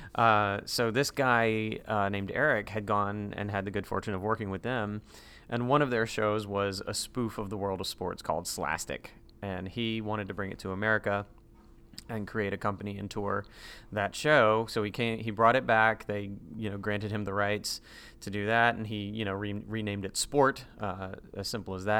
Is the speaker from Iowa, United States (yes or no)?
no; Durham, North Carolina, United States; moved away as an adult; also born or lived in Greensboro, North Carolina; now in Central Florida, United States; I was in Durham throughout my high school days